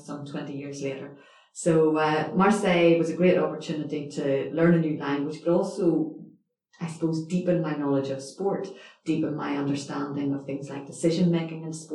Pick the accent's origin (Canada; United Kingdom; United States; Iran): United Kingdom; Northern Ireland; moved away as an adult; also born or lived in Edinburgh; I suppose I'm originally from Northern Ireland